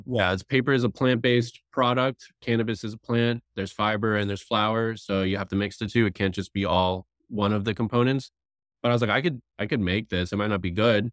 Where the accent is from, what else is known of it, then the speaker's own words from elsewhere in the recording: South Florida, United States; I grew up in South Florida